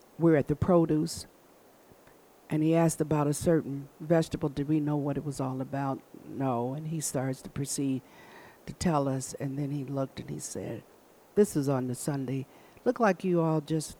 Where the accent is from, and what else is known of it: Michigan, United States